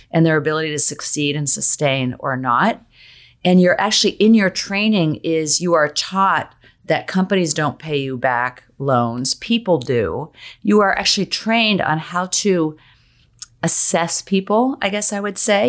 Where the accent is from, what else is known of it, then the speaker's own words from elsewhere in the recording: State College, Pennsylvania, United States; moved away; I grew up in State College, Pennsylvania, which is in the middle of the nowhere, Penn State, Penn State football